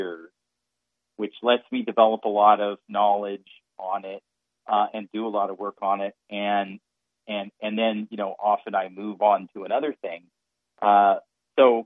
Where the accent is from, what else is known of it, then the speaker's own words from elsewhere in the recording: Redding, California, United States; I grew up in Redding